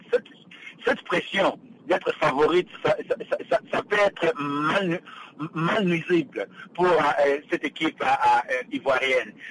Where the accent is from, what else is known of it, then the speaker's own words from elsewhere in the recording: DR Congo; Je suis congolais d'origine